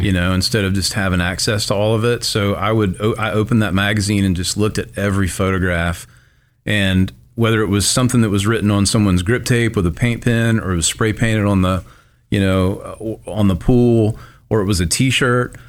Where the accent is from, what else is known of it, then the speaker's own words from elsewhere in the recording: Tupelo, Mississippi, United States; I grew up in Tupelo, uh, my whole life